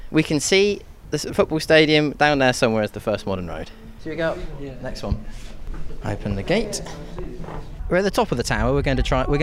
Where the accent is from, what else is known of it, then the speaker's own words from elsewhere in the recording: Birmingham, West Midlands, United Kingdom; born there; I was born in Birmingham.